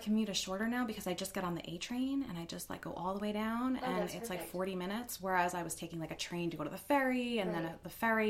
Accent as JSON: {"language": "English", "area": "Bergen County", "region": "New Jersey", "country": "United States", "tie": "born or raised there", "also_born_or_lived": "Staten Island", "said": "I grew up in Bergen County, which is like 15 minutes outside."}